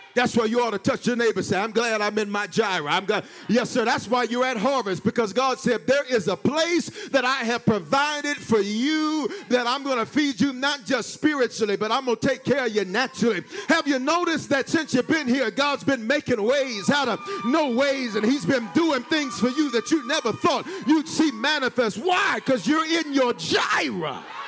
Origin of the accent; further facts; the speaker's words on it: the South, United States; I'm from the South